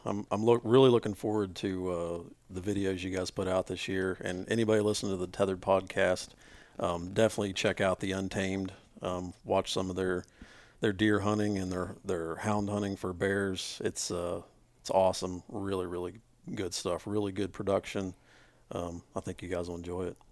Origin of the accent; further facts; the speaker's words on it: West Virginia, United States; we're all from West Virginia.